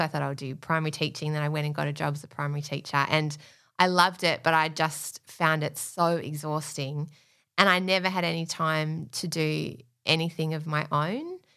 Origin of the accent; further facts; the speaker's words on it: Australia; we're Australian